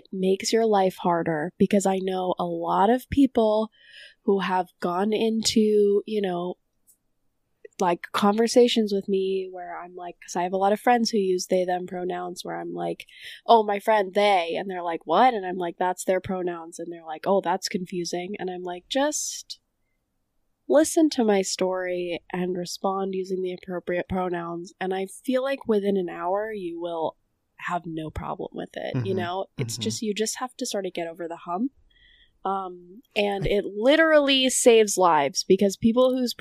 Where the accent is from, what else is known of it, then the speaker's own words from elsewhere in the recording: Boston, Massachusetts, United States; I'm also from Boston